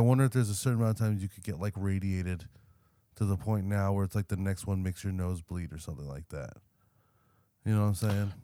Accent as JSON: {"language": "English", "region": "California", "country": "United States", "said": "we're from California"}